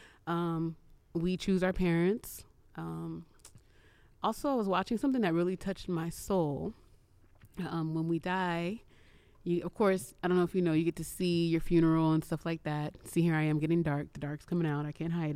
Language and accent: English; San Francisco, California, United States; I grew up in the Castro, city of rainbows right there